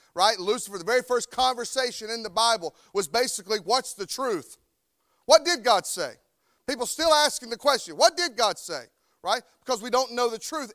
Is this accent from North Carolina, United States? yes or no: yes; North Carolina, United States; moved away; I'm from North Carolina. And I've tried for twenty-one or two, I don't know how long I've been here, years to shake this accent, but I can't do it